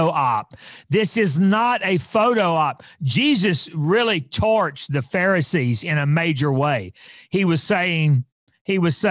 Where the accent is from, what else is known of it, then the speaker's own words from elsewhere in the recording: Fort Smith, Arkansas, United States; I was raised in Fort Smith, Arkansas